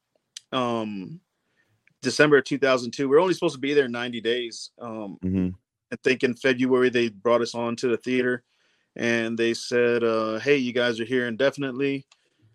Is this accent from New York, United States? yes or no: no; Corpus Christi, Texas, United States; moved away as an adult; also born or lived in Dallas, Texas; originally from Corpus Christi, Texas. Yeah, was born in Corpus. Then when I was young, 4 years old, we moved to Dallas area, and then we ended up moving